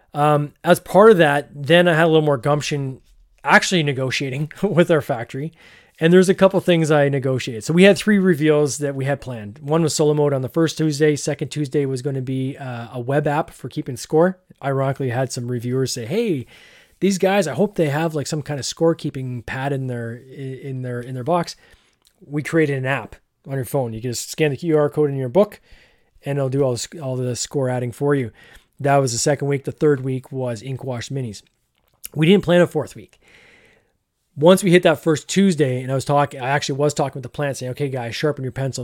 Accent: Barrie, Ontario, Canada; fellow person from Barrie

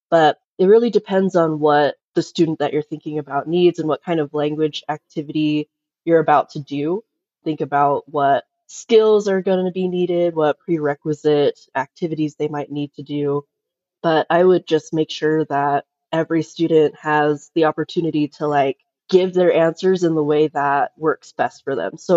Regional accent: New York City, New York, United States; born there; now in Utah, United States; I've moved around a ton. I was born in New York City, taught special ed for about seven years

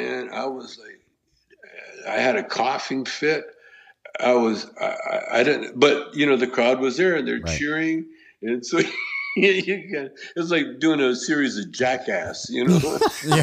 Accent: Canada; moved away; I grew up in Canada and my dad is Chinese. My mother is white

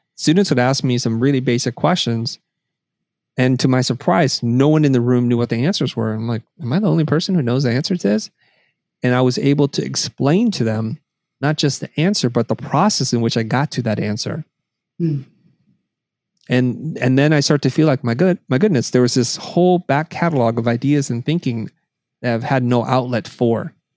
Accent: United States; I was three when I came to the United States, and so I don't really have much. So America, for uh, as far as I know, has been always our home

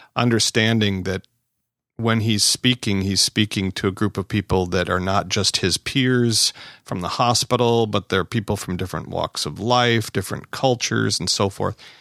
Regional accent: Wisconsin, United States; We're both from Wisconsin here.

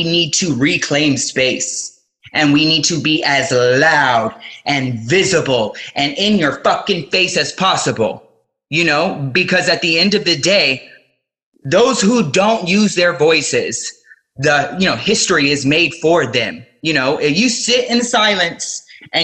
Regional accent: Miami, Florida, United States; even though I identify as an American and I was born in Miami, Florida

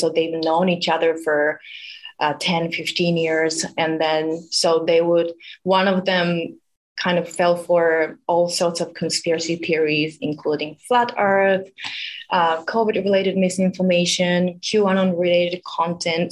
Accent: Japan; moved away as an adult; now in United States; I'm originally from Japan

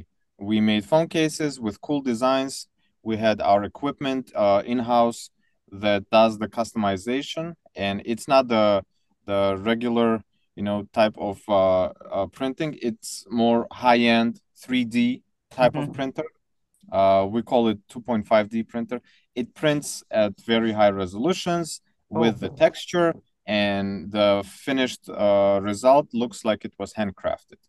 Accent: Tajikistan; moved away; So I was born in Soviet Union, but 2 years later, the country collapsed into 15 different countries. So the one that I lived in was called Tajikistan

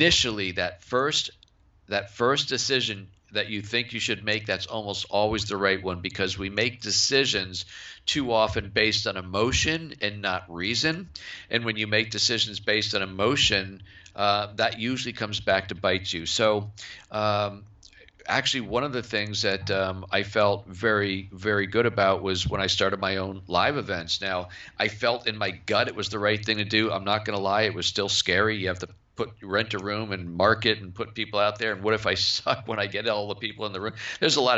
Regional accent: Cape Cod, Massachusetts, United States; I grew up on Cape Cod

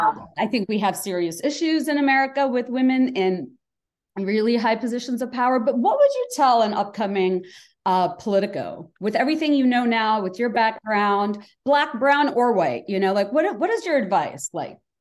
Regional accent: Bangladesh; moved away as an adult; now in United States; I'm uh, Bangladeshi American because I came here for college

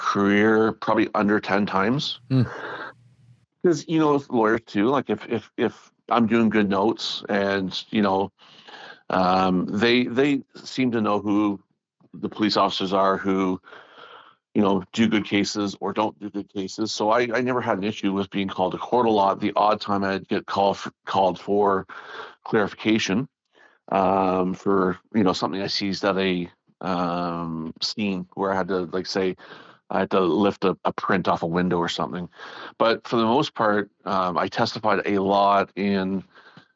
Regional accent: near Toronto, Ontario, Canada; I'm from here

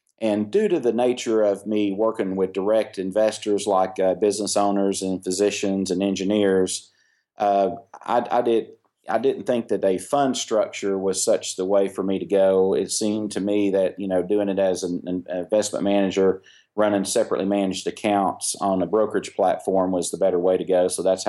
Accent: Tennessee, United States; Well, I grew up in primarily in East Tennessee.

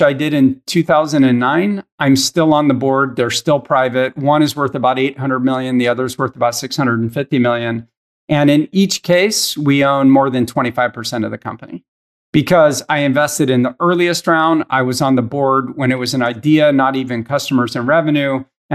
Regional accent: Northern California, United States; also born or lived in Philadelphia; now in Los Angeles, United States; I was born in Philadelphia, lifelong Eagles fan, but I actually was raised in Northern California

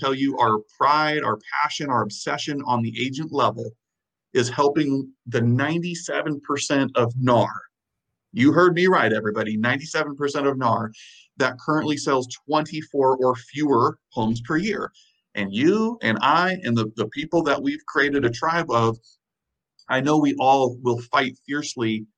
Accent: Illinois, United States; also born or lived in the Carolinas; now in Wisconsin, United States; I'm originally from Illinois, middle of nowhere, Illinois

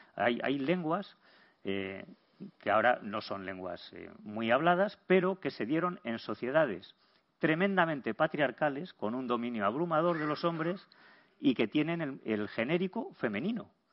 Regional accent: Burgos, Castile and León, Spain; Yo, como soy de Burgos

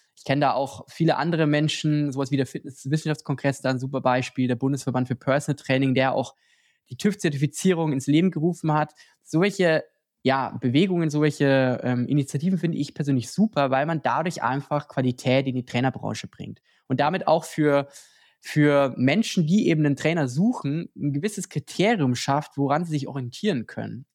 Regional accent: Lower Bavaria, Germany; moved away; Ich komme ja auch ursprünglich aus Niederbayern

